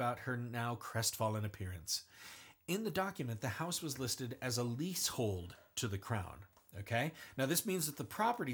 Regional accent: United States; being an American citizen

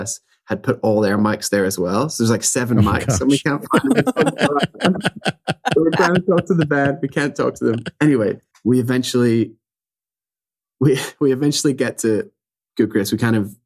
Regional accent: Ireland; accent: Irish; my Irish accent

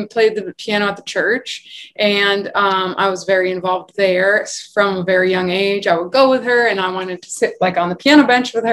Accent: Rhode Island, United States; now in New York City, United States; I am originally from Rhode Island, but I live in New York City now

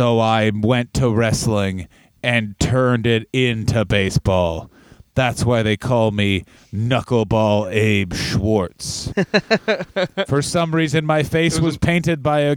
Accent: Canada; now in United States; I'm a Canadian guy, but I'm in America

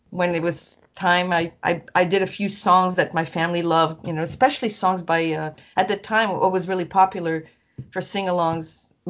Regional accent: Quebec, Canada; Yvon Labbé was from the region of Quebec where I was from.

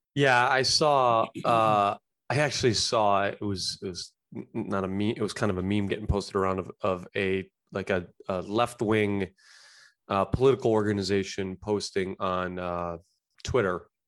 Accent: United States; I love being American.

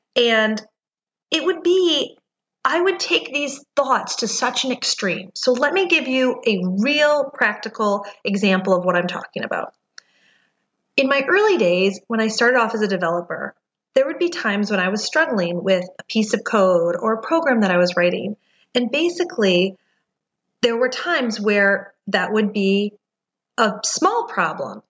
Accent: Detroit, Michigan, United States; now in Research Triangle Park, United States; I'm originally from Detroit

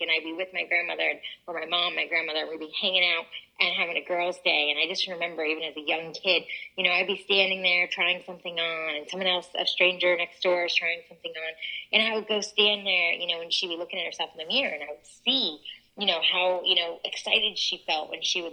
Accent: New York, United States; I'm originally from New York

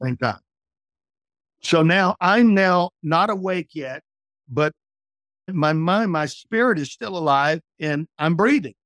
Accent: New Orleans, Louisiana, United States; I'm from Louisiana where they have tornadoes and hurricanes down in South Louisiana

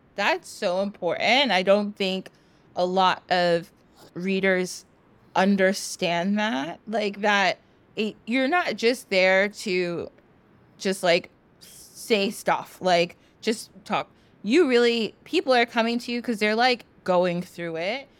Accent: United States; I was born in the United States

